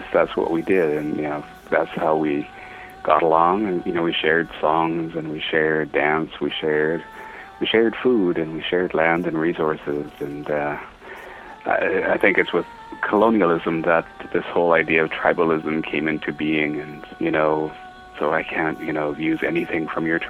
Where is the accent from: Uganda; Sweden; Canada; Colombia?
Canada; Lil'wat Nation, British Columbia; I come from the Lilwat Nation